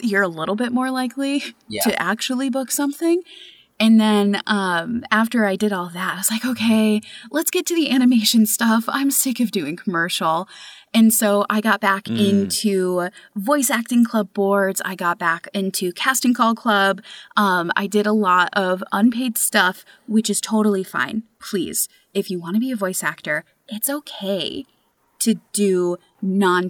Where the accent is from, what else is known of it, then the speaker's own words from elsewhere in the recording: New York, United States; moved away; I'm originally from New York